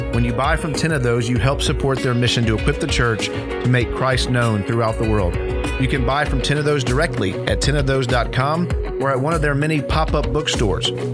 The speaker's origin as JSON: {"language": "English", "town": "Dallas", "region": "Texas", "country": "United States", "tie": "born or raised there", "said": "we, we grew up in Dallas"}